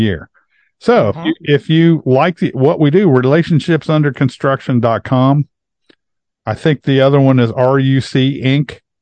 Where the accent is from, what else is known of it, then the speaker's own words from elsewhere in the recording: Hebron, Ohio, United States; my hometown in Hebron